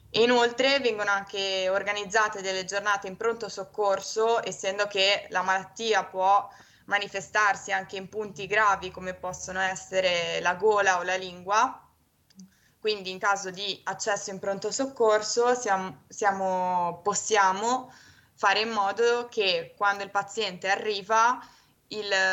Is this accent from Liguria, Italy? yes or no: yes; Genoa, Liguria, Italy; ho 23 anni e sono di Genova.